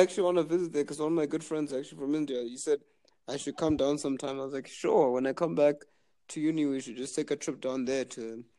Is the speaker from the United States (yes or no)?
no; Zimbabwe